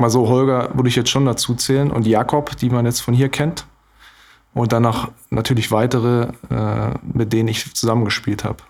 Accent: Görlitz, Saxony, Germany; moved away as an adult; now in Glücksburg, Germany; dafür habe ich einen großen Teil meines Lebens ja auch bei meinen Eltern und in Görlitz verbracht

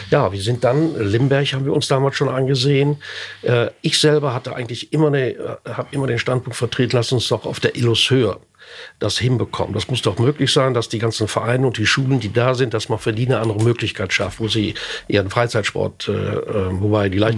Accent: Osnabrück, Lower Saxony, Germany; Wir kommen aus Osnabrück, nicht?

